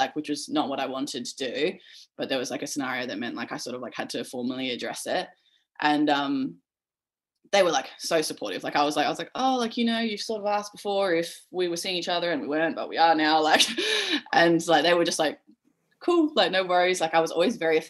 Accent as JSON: {"language": "English", "town": "Perth", "region": "Western Australia", "country": "Australia", "tie": "born or raised there", "said": "growing up in Perth"}